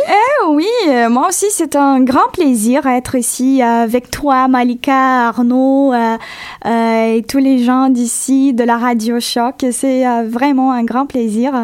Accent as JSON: {"language": "French", "town": "Goiânia", "region": "Goiás", "country": "Brazil", "tie": "born or raised there", "also_born_or_lived": "Piracanjuba, Brazil", "second_language": "French", "moved": "as an adult", "lives_now": "Montreal, Canada", "said": "je suis née à Piracanjuba, c'est une petite ville proche de Goiânia, mais avant d'arriver au Canada, j'habitais à Goiânia."}